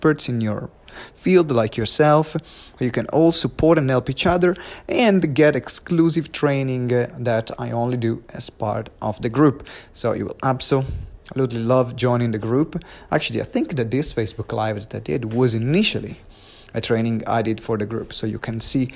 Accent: Maranello, Emilia-Romagna, Italy; moved away; I'm back home in Maranello. This is my hometown where I was born.

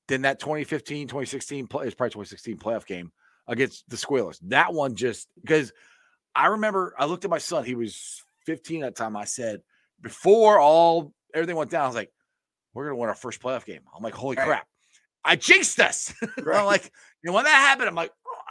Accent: Cincinnati, Ohio, United States; I'm from Cincinnati

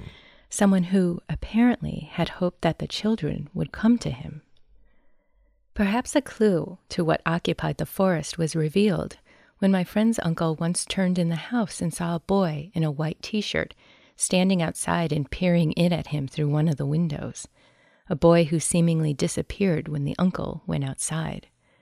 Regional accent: Clark Range, Tennessee, United States; Also in my hometown of Clark Range, Tennessee, my buddy used to experience unusual things in his father's house.

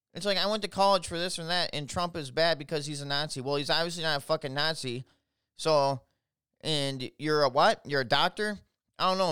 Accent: Minneapolis, Minnesota, United States; I'm from Minnesota. I'm from the Twin Cities, which sucks.

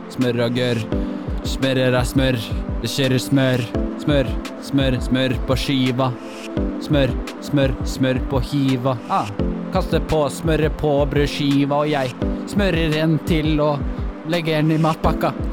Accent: Elverum, Innlandet, Norway; fra der jeg er ifra

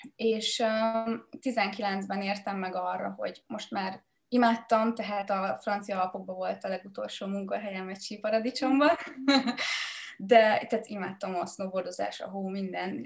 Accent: Hungary; moved away; egy egyszerű családból jövök, egy faluból a Mátraaljáról

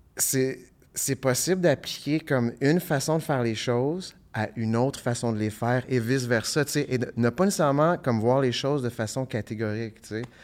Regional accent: Ottawa, Ontario, Canada; also born or lived in Hull, Quebec; now in Gatineau, Canada; je viens d'Ottawa, j'habite à Hull, mais j'habite pas à Gatineau

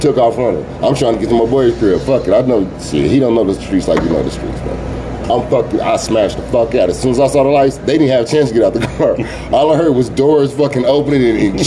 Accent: Oklahoma City, Oklahoma, United States; also born or lived in Tulsa, Oklahoma; when I was 4 years old, we moved away from Tulsa. So we moved to Oklahoma City

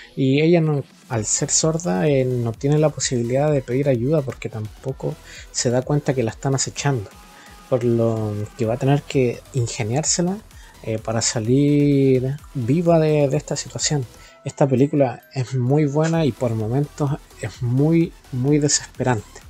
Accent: Rancagua, O'Higgins, Chile; soy de Rancagua

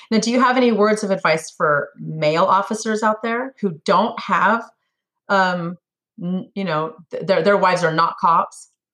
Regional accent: Sacramento, California, United States; moved away as an adult; now in Tennessee, United States; born and raised in California. I lived in Sacramento all my life

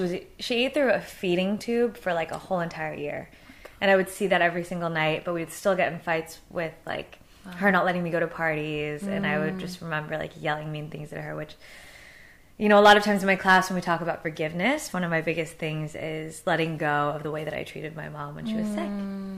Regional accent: Los Angeles, California, United States; I was born and raised, I was born in Tarzana. What? I know. And then raised here in LA, so it's rare.

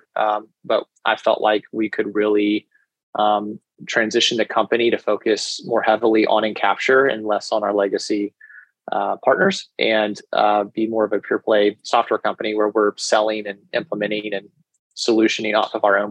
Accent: Dallas, Texas, United States; also born or lived in New York; I'm originally from Dallas and went to school here in Texas

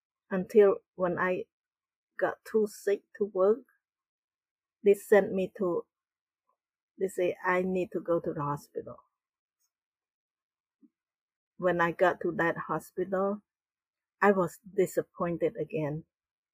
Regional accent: Battambang, Cambodia; moved away; also born or lived in Phnom Penh; I grew up in Cambodia in a small town.

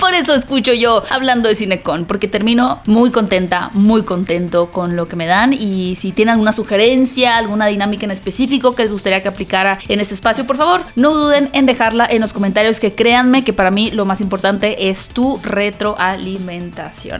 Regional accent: Hermosillo, Sonora, Mexico; now in Mexico City, Mexico; yo soy del norte de México, yo soy de Hermosillo, donde está la mejor carne asada de todo el país

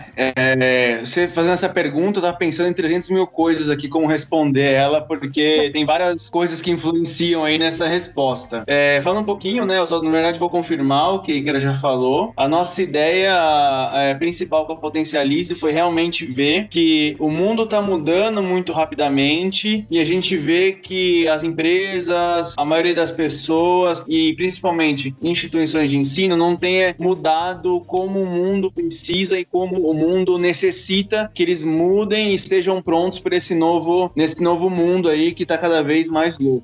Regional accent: São Caetano do Sul, São Paulo, Brazil; venho daqui de São Caetano

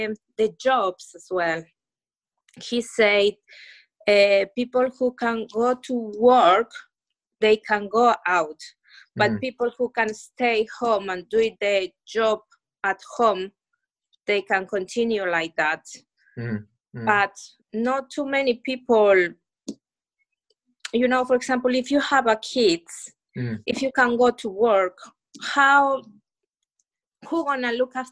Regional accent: Ecuador; English is a second language; now in United Kingdom; I come from Ecuador

